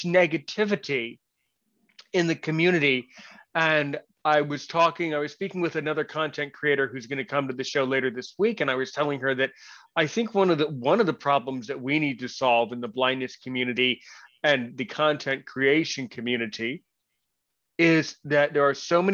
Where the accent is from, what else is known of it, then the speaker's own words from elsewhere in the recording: United States; I was born in the United States somewhere